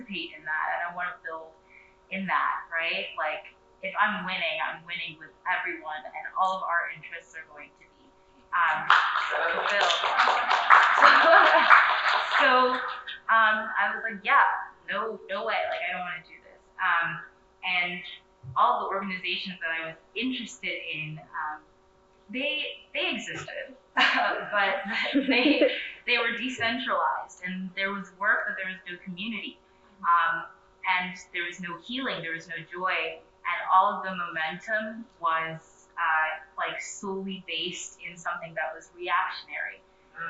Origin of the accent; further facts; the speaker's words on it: Philadelphia, Pennsylvania, United States; moved away as an adult; now in Washington, DC, United States; I'm from, born and raised in Philly